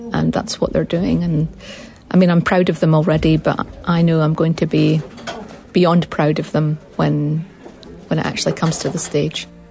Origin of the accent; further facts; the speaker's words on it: Scotland, United Kingdom; now in New Zealand; I'm a Scottish woman